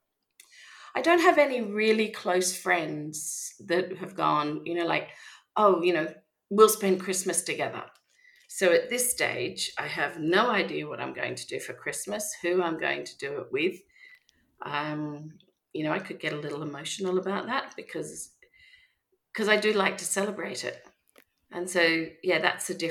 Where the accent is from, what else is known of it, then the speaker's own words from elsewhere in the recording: Melbourne, Victoria, Australia; moved away as an adult; now in Vence, France; I am an Australian from Melbourne, and I moved to France 4 years ago